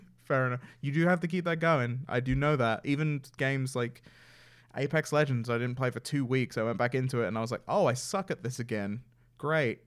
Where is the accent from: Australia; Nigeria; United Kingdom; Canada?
United Kingdom; England; I'm from England